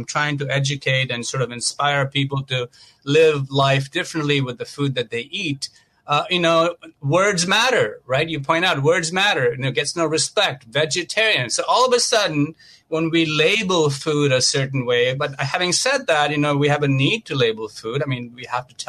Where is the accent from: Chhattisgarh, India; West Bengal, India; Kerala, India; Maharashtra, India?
Maharashtra, India; Mumbai; moved away as an adult; now in United States; I grew up a vegetarian in India, in Mumbai, and I came to this country over 21 years ago.